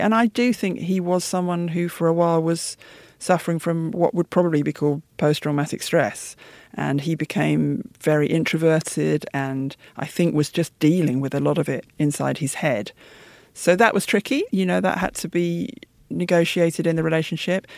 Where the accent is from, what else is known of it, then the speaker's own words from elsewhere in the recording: United Kingdom; my parents' generation moved out to the suburbs after the war because um, London was largely a bomb site, and so I grew